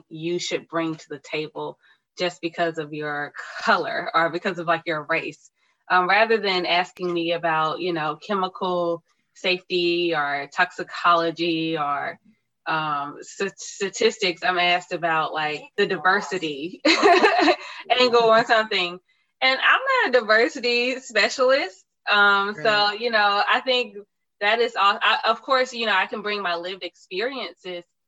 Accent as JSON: {"language": "English", "town": "Tuskegee", "region": "Alabama", "country": "United States", "tie": "born or raised there", "said": "growing up in Tuskegee, Alabama, and then attending Tuskegee University"}